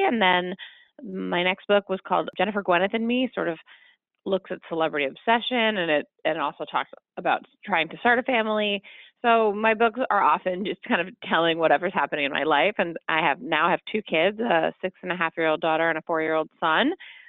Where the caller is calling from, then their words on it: Chicago, Illinois, United States; I'm calling from Chicago.